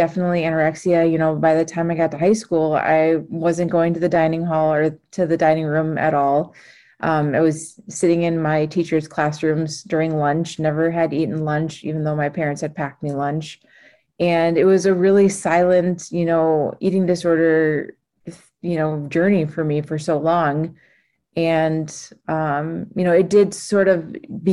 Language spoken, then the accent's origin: English; Minnesota, United States; I grew up in Minnesota